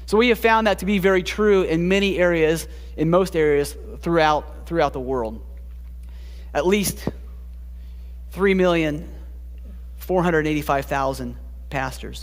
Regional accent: Springfield, Ohio, United States; moved away as an adult; also born or lived in Columbus, Ohio / Kalamazoo, Michigan / Costa Rica; now in Michigan, United States; I grew up in Springfield.

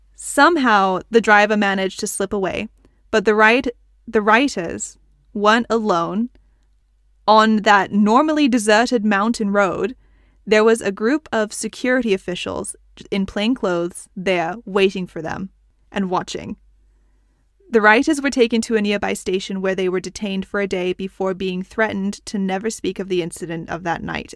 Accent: United States; soy estadounidense. I'm American

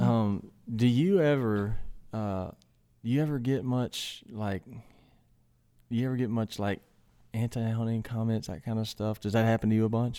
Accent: Mississippi, United States; primarily where I grew up in Mississippi is flat.

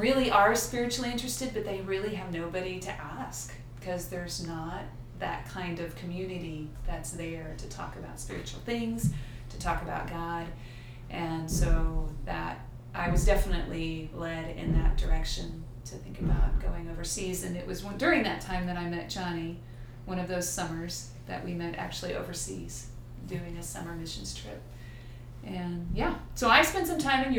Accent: Houston, Texas, United States; moved away as an adult; I'm from Houston, and back then the high school I went to had Chinese

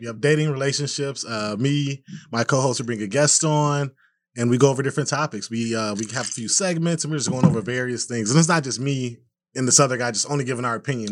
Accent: Minneapolis, Minnesota, United States; as a black man growing up in Minneapolis

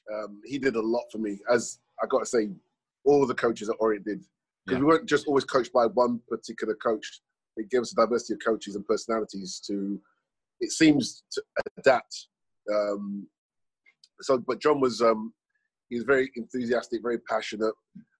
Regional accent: London, United Kingdom; also born or lived in Sierra Leone; I believe I was 4 or 5 years of age when I moved from Sierra Leone to London. And growing up in London was pretty a challenge, to say the least, at that period of time, yes.

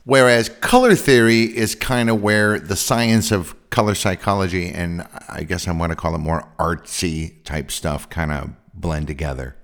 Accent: San Francisco Bay Area, California, United States; I'm from the San Francisco Bay Area

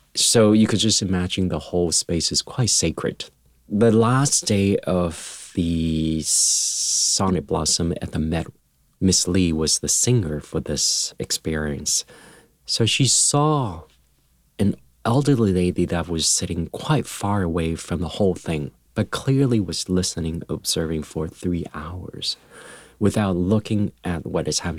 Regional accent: Taiwan; moved away; when I was young, um, growing up in Taiwan

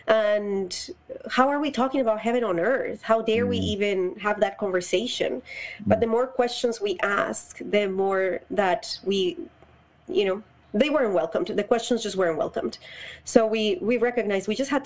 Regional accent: Bogotá, Bogotá Capital District, Colombia; moved away as an adult; Colombia. I was born and raised there. I moved here when I was 24 years old.

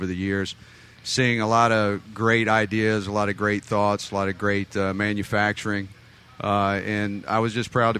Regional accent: Southeast United States, United States; Southeast United States. I know that nobody out there can tell by my accent.

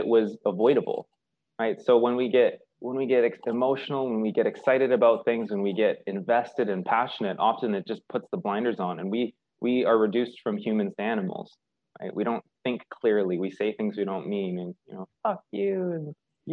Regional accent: Victoria, British Columbia, Canada; I grew up in Victoria, a little on Vancouver Island, a little island off the coast of Vancouver

